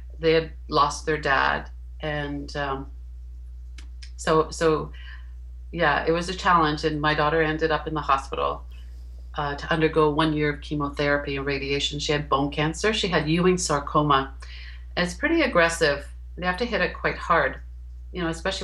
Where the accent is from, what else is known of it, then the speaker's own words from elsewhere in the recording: Hamilton, Ontario, Canada; moved away as an adult; we moved back to my hometown, which is Hamilton, Ontario.